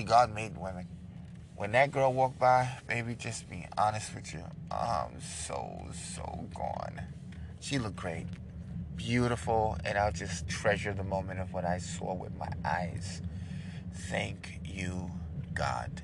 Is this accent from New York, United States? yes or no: yes; New York, United States; I'm from New York